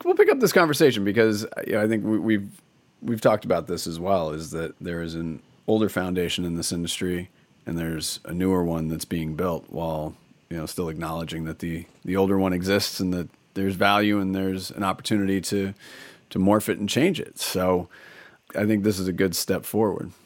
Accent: Portland, United States; my hometown of Portland.

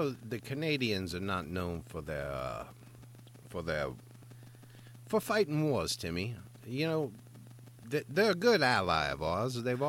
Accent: United States; As American citizens

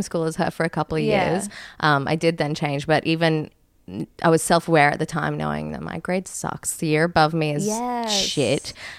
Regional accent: Queensland, Australia; born or raised there

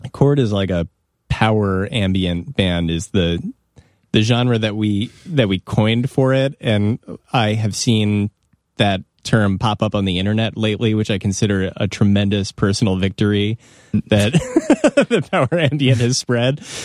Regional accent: Evanston, Illinois, United States; I grew up in Evanston, which is, like, on the border of Chicago

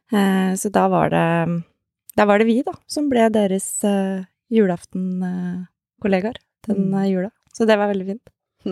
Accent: Oslo, Norway; Er 32 eh, år. Født og oppvokst i Oslo

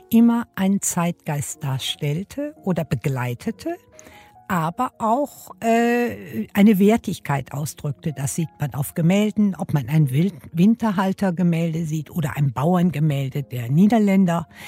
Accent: Düsseldorf, North Rhine-Westphalia, Germany; born there; Ich bin in Düsseldorf geboren und zwar an der berühmten Königsallee.

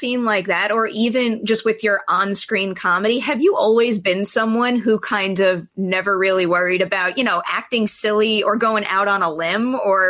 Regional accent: New York, United States; moved away as an adult; now in Los Angeles, United States; It took me way too long to move from my hometown in New York to go out to LA.

